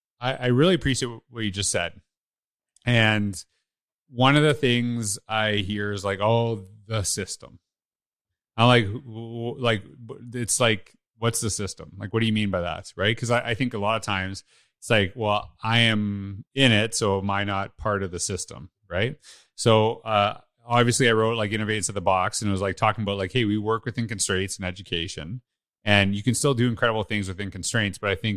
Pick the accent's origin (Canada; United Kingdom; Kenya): Canada; I'm Canadian, that I would know that right away.